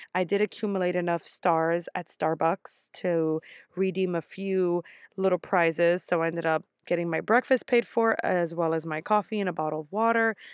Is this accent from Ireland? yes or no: no; New York, United States; I'm from New York